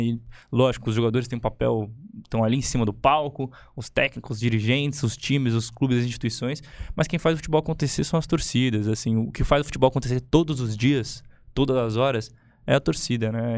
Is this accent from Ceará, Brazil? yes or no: no; ABC Paulista, São Paulo, Brazil; eu que sou da ABC